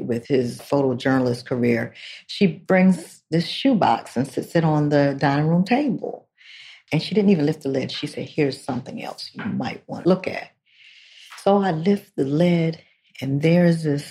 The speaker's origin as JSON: {"language": "English", "town": "Salisbury", "region": "Maryland", "country": "United States", "said": "I'm from Salisbury, Maryland"}